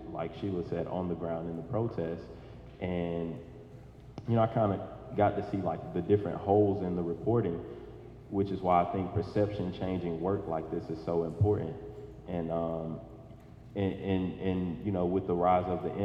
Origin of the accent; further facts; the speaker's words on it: Atlanta, Georgia, United States; I'm from Atlanta, Georgia